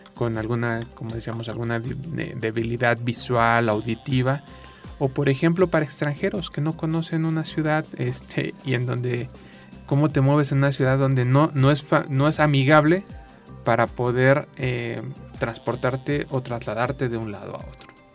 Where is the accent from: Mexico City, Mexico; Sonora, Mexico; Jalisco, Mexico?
Mexico City, Mexico; moved away; also born or lived in San Luis Potosí; yo que, que nací en la Ciudad de México y viví mucho tiempo en la Ciudad de México